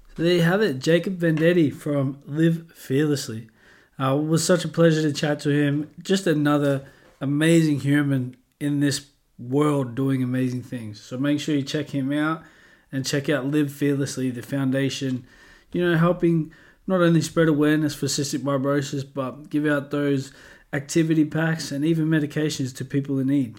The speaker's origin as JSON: {"language": "English", "country": "Australia", "moved": "yes", "lives_now": "North Yorkshire, United Kingdom", "said": "being an Aussie"}